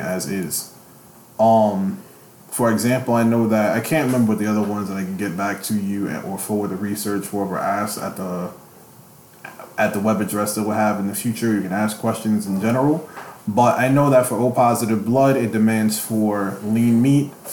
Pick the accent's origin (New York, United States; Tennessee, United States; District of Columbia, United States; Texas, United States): New York, United States; New York City; I'm from the Bronx